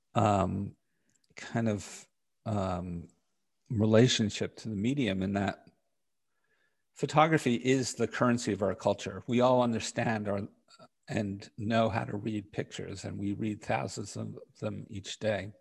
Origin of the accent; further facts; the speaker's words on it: New York City, New York, United States; I grew up in Park Slope in Brooklyn.